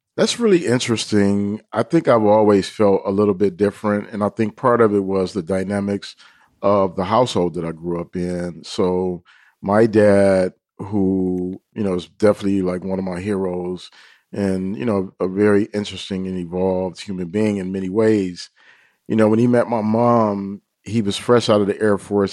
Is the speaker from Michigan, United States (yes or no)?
yes; Detroit, Michigan, United States; where we were growing up in Detroit